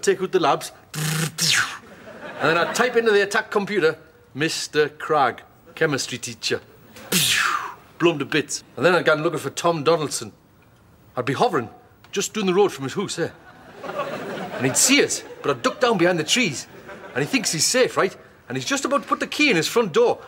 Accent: Newcastle upon Tyne, North East England, United Kingdom; I'm originally from Newcastle

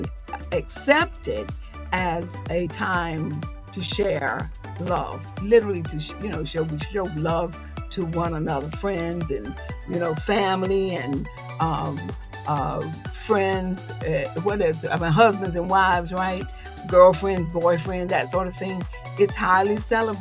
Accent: the South, United States; I'm a Southerner

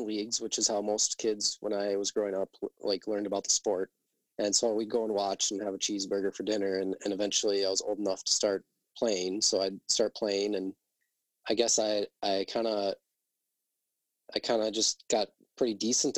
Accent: Mapleton, Minnesota, United States; we're from Mapleton, Minnesota, which is a town of, it used to be 1,678

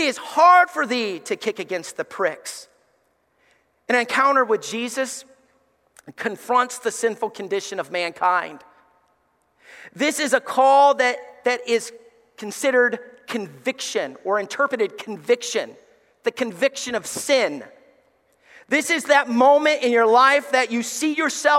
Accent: Alabama, United States; moved away as an adult; growing up in Alabama

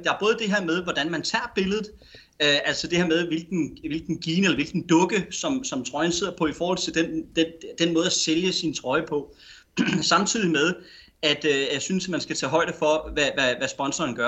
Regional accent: Denmark

